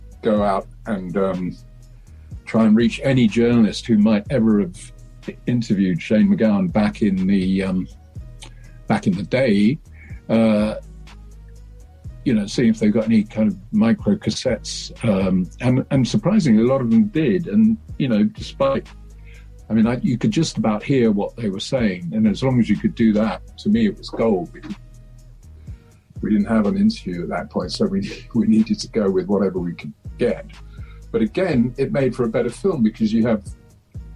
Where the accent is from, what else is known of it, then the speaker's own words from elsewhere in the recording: England, United Kingdom; we didn't learn about that at high school in England.